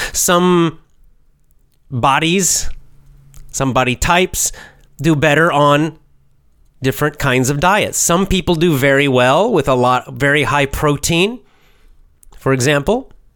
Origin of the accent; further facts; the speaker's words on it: United States; I'm born in America